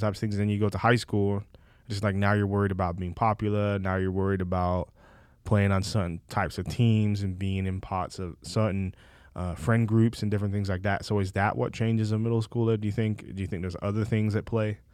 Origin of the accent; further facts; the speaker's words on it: England, United Kingdom; moved away; I'm from England